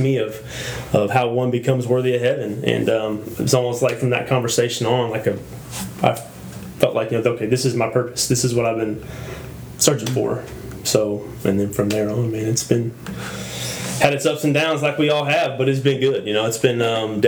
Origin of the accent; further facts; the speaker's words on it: North Manchester, Indiana, United States; moved away as an adult; now in Texas, United States; I'm from the state of Indiana.